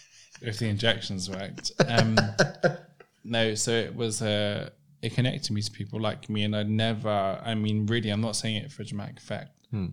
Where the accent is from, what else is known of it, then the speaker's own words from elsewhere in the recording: London, United Kingdom; where I grew up in Southeast London, there was no one like me there.